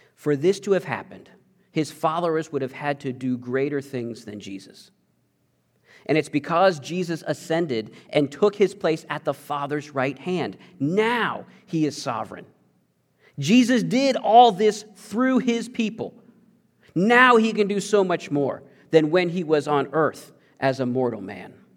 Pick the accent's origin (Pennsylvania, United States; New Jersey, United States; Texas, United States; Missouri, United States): Missouri, United States; I mostly grew up in Missouri